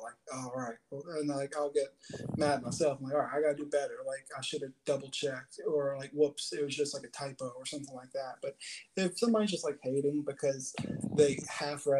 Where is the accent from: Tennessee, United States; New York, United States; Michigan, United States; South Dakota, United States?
Tennessee, United States; Chattanooga; born and raised in Chattanooga, Tennessee